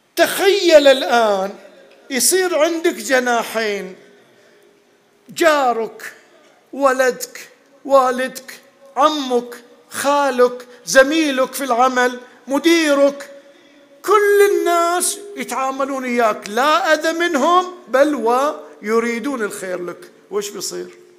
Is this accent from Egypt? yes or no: no; Bahrain; moved away as an adult; كنا اول ما طلعنا من البحرين رحنا ندرس